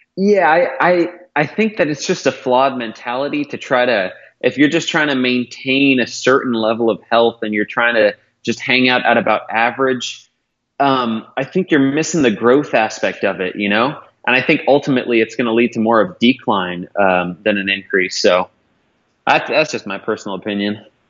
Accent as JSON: {"language": "English", "town": "Modesto", "region": "California", "country": "United States", "tie": "born or raised there", "said": "I grew up in Modesto, in Northern California."}